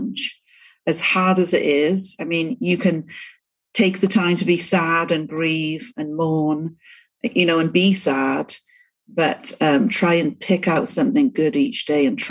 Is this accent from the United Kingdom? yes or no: yes; Cardiff, Wales, United Kingdom; moved away as an adult; now in East Millcreek, United States; I'm from the UK, born and raised in Wales, in Cardiff.